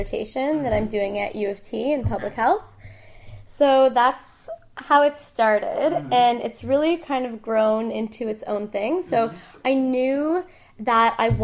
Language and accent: English; Ottawa, Ontario, Canada; moved away as an adult; also born or lived in Toronto; I'm not from Toronto, mm-hmm. I'm from Ottawa.